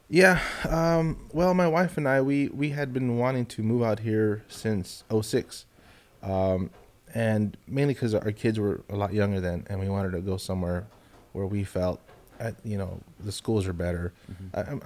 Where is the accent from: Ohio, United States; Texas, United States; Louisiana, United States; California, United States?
California, United States; Los Angeles; moved away as an adult; now in Austin, United States; Born in Los Angeles. Wow. I lived in in the housing projects